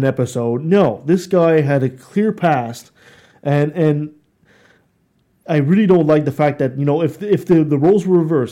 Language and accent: English; Quebec City, Quebec, Canada; Quebec City, my hometown